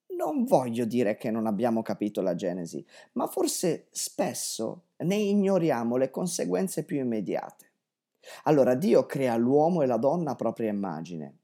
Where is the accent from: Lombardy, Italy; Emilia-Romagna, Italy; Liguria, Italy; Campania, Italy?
Lombardy, Italy; Vigevano; moved away as an adult; Io sono nato a Vigevano, una ridente cittadina in piena pianura padana